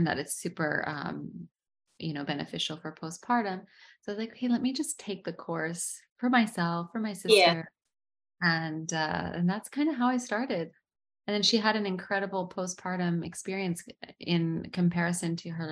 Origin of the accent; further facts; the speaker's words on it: United States; moved away as an adult; now in Dubai, United Arab Emirates; I'm American, first generation American